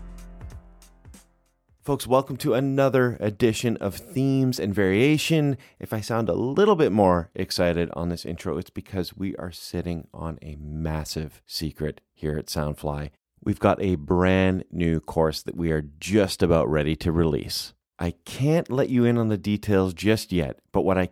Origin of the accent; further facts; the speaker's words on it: Canada; now in California, United States; growing up in Canada